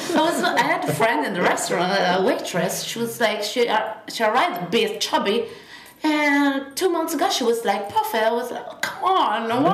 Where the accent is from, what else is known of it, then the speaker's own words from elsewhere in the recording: near Turin, Piedmont, Italy; English is a second language; moved away as an adult; also born or lived in Australia; now in Bordeaux, France; I'm from Italy. I'm from the northwest of Italy, in the countryside, down Turin